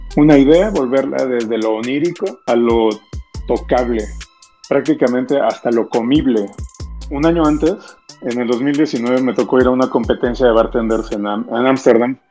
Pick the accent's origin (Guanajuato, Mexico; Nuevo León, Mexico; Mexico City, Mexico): Mexico City, Mexico; also born or lived in Lima, Peru; yo llevo viviendo en México, yo nací aquí, pero yo viví toda mi niñez en Lima y hasta los nueve años llegué a la Ciudad de México.